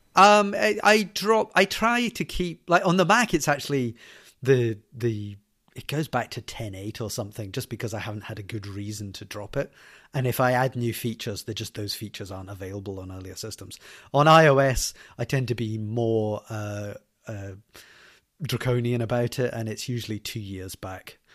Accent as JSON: {"language": "English", "town": "Glasgow", "region": "Scotland", "country": "United Kingdom", "said": "Scotland. That's where I'm from. I'm from Glasgow"}